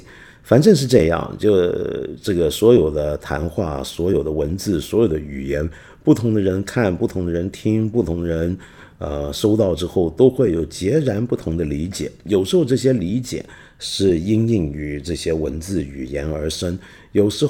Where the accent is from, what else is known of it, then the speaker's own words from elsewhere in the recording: Guangdong, China; 你知道这个我们广东人，凡在这个临北以上的地方，我们都叫做北方人、北方佬。